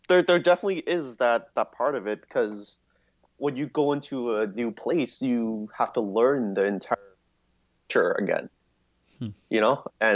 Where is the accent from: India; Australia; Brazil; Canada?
Canada; also born or lived in Hong Kong; I was born in Canada and then I immediately went to Hong Kong. And I grew up in Hong Kong for the first 7 years of my life. So when I was seven, I moved back to Canada.